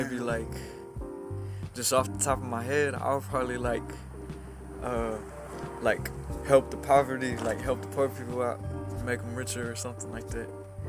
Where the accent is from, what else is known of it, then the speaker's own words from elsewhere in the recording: Beasley, Texas, United States; But I'm from the country. I'm yeah, you. Beasley, Texas.